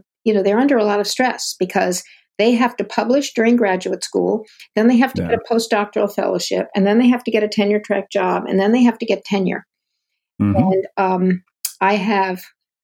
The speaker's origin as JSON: {"language": "English", "town": "Ann Arbor", "region": "Michigan", "country": "United States", "tie": "born or raised there", "also_born_or_lived": "Durham, North Carolina", "said": "I grew up in Ann Arbor, Michigan, and before that, Durham, North Carolina"}